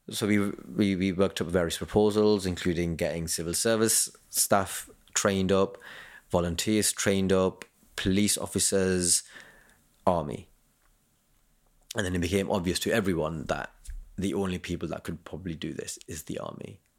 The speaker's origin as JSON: {"language": "English", "area": "Kent", "region": "South East England", "country": "United Kingdom", "said": "I'm from Kent"}